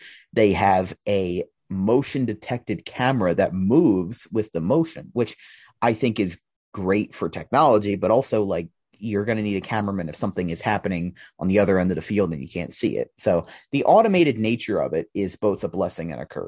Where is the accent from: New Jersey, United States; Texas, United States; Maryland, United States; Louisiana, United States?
New Jersey, United States; Audubon; I was doing district games from my hometown in Audubon last year